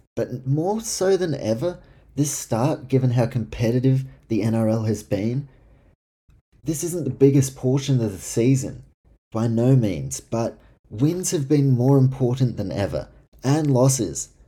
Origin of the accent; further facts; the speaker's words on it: Auckland, New Zealand; right now in Auckland, uh, my hometown